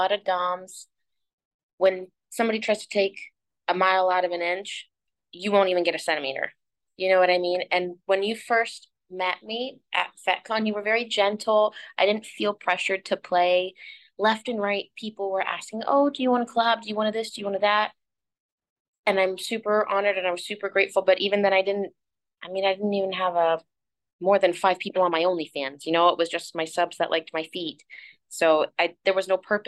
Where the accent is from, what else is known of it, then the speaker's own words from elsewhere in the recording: St. Petersburg, Florida, United States; now in South Florida, United States; St. Pete's my hometown